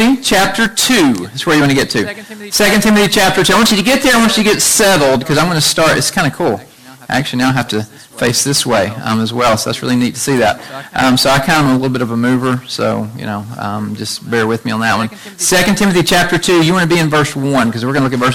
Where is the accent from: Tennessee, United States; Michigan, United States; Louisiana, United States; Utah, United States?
Tennessee, United States; Chattanooga; we grew up together in Chattanooga from about eighth grade until now